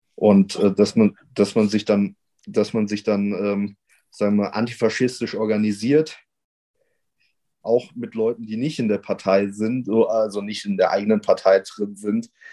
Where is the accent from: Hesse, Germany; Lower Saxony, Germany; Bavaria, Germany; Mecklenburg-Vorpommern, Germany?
Hesse, Germany; near Wetzlar; komm ja aus der Nähe von Wetzlar und bin vor allem durch Wetzlar politisiert worden